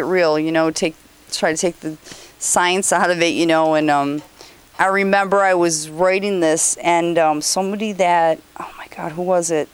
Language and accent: English; New York, United States; I'm from New York